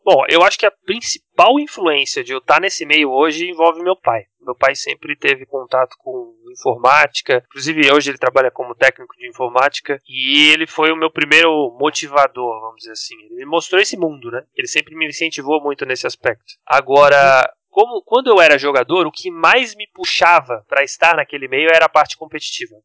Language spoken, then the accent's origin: Portuguese; Florianópolis, Santa Catarina, Brazil; sou de Florianópolis, Santa Catarina, e eu viajei praticamente o estado inteiro